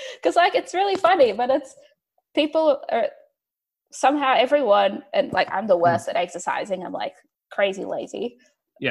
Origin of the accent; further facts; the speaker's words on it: Porto, Norte, Portugal; now in Melbourne, Australia; I'm originally from Porto, Portugal